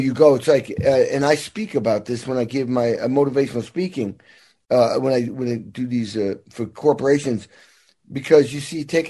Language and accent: English; Massachusetts, United States; also born or lived in Indiana; now in Los Angeles, United States; I grew up in Massachusetts, but spent 35 years in Indiana for obvious reasons